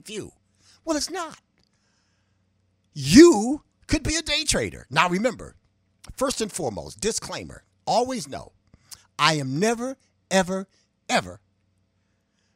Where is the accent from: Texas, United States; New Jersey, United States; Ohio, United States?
Ohio, United States; Cleveland; I grew up in the hood. I always say I was born in the hood, but the hood was not born in me. I grew up on 131st